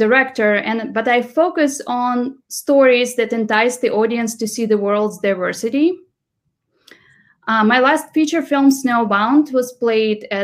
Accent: Siberia, Russia; English is a second language; moved away as an adult; now in United States; I'm a director from Siberia. Grew up during the aftermath of USSR

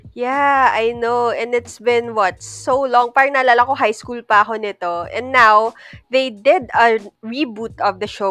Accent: Philippines; As a Filipino

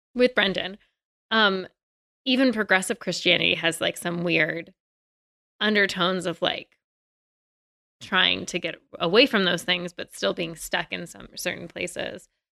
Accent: Virginia, United States; I'm from Virginia

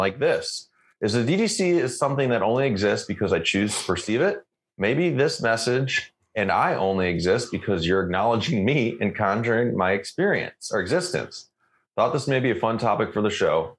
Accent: United States; now in Canada; I'm spoiled American

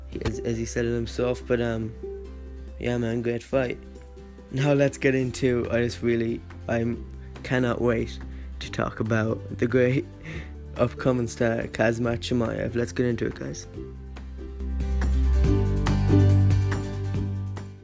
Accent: Ireland; I'm Irish myself

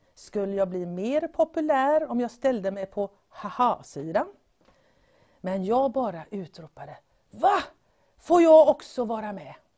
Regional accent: Gothenburg, Västra Götaland, Sweden; Jag föddes här i den här fantastiska staden Göteborg.

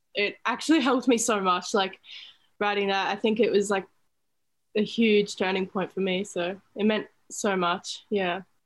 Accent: Sunshine Coast, Queensland, Australia; near my hometown um, on the Sunshine Coast

